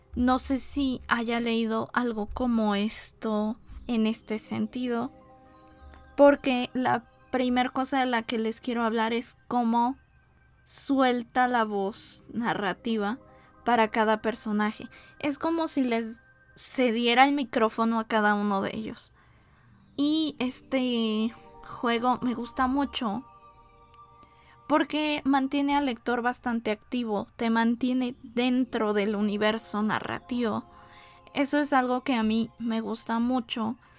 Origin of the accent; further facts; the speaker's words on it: Mexico; como mexicanos